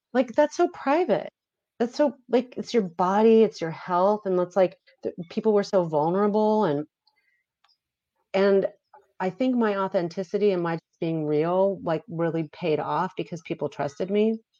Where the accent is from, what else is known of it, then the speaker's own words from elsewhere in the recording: Beverly Hills, California, United States; I grew up in Beverly Hills.